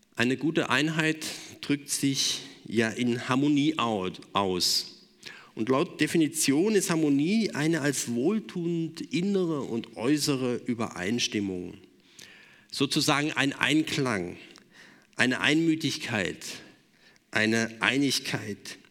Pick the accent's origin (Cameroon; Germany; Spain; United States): Germany; wir als Deutsche